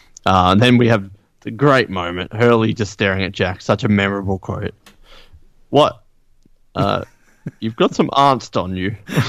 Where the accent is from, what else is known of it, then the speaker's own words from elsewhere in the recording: Australia; I'm the only Australian who says Aaron.